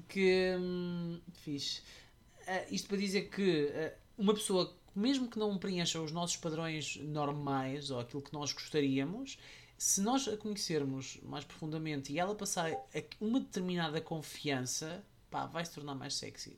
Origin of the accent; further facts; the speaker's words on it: Portugal; eu vinha de Portugal com aquele preconceito